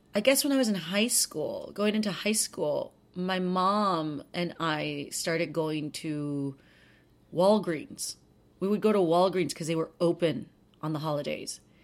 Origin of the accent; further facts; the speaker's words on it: South Texas, United States; we grew up in South Texas where hurricanes hit